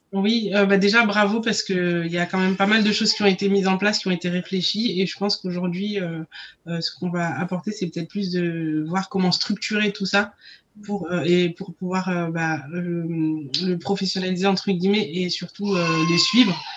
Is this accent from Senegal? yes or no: yes; Senegal; je suis sénégalaise